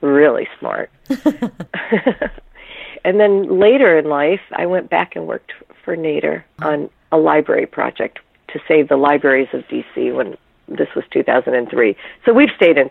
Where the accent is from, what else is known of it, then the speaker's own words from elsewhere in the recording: Los Angeles, California, United States; moved away as an adult; also born or lived in Detroit, Michigan / Northern Virginia; now in Virginia, United States; we moved from Detroit to Los Angeles when I was 8. So I basically grew up in Los Angeles.